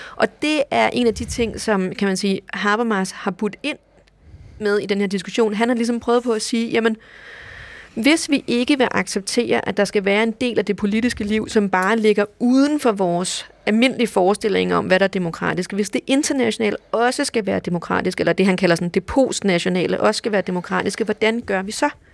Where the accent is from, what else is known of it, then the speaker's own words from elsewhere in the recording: Denmark; vi er både europæere, og vi er danskere